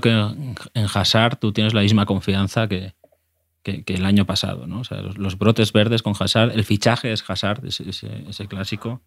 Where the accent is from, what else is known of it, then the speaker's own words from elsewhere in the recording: Castellón de la Plana, Valencian Community, Spain; como ciudadano cercano a Valencia, que soy de Castellón